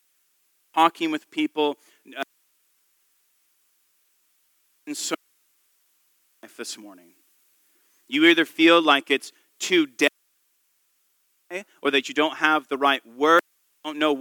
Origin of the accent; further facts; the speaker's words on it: San Diego, California, United States; I'm from San Diego, California, from Southern California